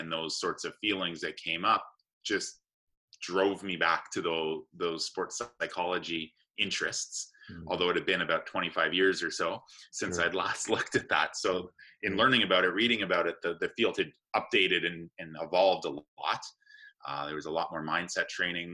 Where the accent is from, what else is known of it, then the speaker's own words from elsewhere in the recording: Canada; also born or lived in Johannesburg, South Africa; I was raised in Canada. I actually was born in Johannesburg, South Africa. My parents left there when I was about 3 months old, and they moved to Canada.